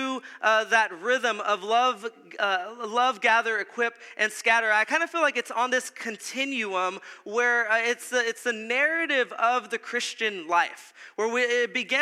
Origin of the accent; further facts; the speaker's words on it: South Texas, United States; we're from South Texas.